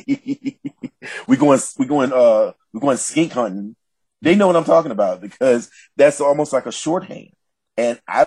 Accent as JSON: {"language": "English", "region": "the South", "country": "United States", "said": "an African-American man from the South"}